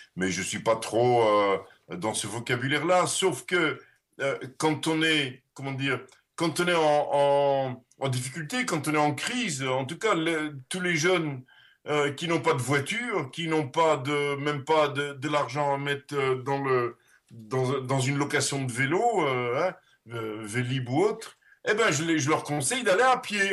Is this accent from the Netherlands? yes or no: yes; Netherlands; first language Dutch; French is a second language; moved away; also born or lived in Leuven / Brussels / Paris; je suis néerlandais et néerlandophone